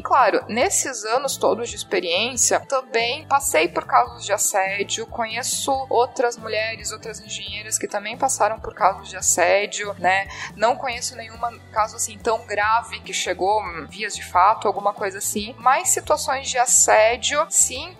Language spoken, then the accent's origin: Portuguese; Jaraguá do Sul, Santa Catarina, Brazil; eu sou de Jaraguá do Sul, Santa Catarina.